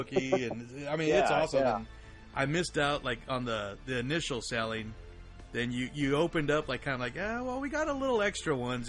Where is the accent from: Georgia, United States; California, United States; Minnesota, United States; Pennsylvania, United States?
California, United States; Northern; moved away as an adult; also born or lived in Portland, Oregon; now in Sacramento, United States; I'm originally from Northern California, but I lived in Portland for 15 years.